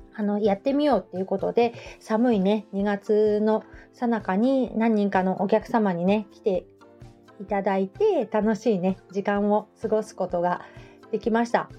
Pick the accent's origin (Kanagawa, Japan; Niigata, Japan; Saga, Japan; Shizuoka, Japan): Shizuoka, Japan; Hamamatsu; 地元浜松